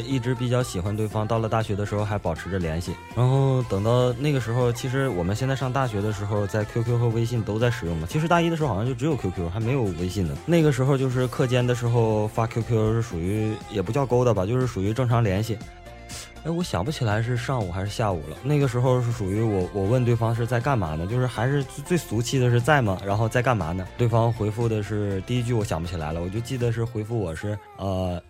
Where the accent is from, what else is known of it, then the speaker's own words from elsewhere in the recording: Changchun, Jilin, China; accent: Northeastern; 来自吉林长春